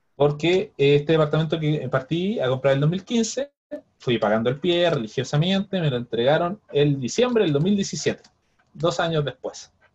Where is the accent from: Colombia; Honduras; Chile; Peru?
Chile; Viña del Mar, Valparaíso; now in Santiago, Chile; yo que vengo de Viña